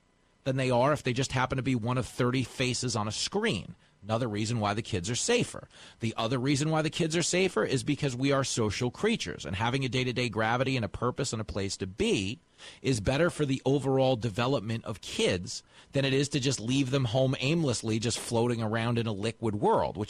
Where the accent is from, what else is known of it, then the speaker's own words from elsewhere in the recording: Levittown, New York, United States; I grew up on Long Island. I went to Levittown